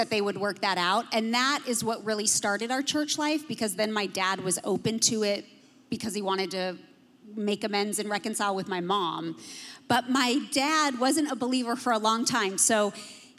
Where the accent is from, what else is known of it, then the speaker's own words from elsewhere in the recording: Los Angeles, California, United States; I actually was born and raised in Los Angeles, California